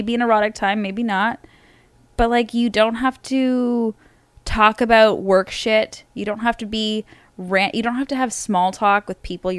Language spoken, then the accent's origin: English; suburb of Toronto, Ontario, Canada; So when I say I'm Canadian, so I'm really from Ontario, which is like outside of, which is a province. And I was born in like a suburb of, you know, around Toronto.